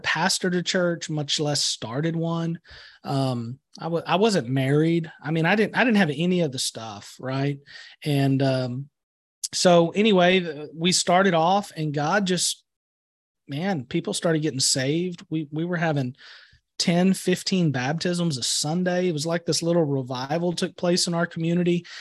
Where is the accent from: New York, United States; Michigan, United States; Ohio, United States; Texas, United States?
Texas, United States; Atascosa County; also born or lived in San Marcos, Texas; Grew up on a ranch, actually here in Atascosa County